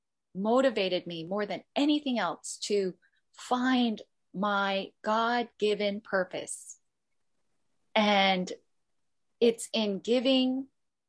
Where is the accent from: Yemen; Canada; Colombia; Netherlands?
Canada; now in Hong Kong; I'm more Canadian in some ways, and I struggled with my Korean identity